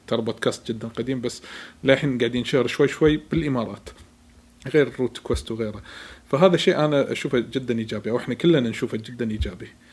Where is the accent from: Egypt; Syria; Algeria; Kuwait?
Kuwait; عندنا بالكويت